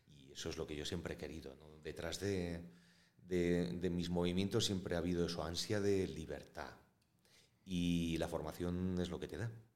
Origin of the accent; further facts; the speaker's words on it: Valladolid, Castile and León, Spain; yo soy de Valladolid